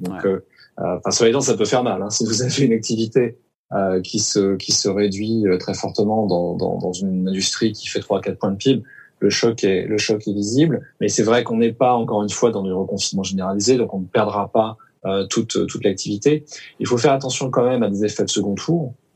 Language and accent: French; Lorient, Brittany, France; je suis né à Lorient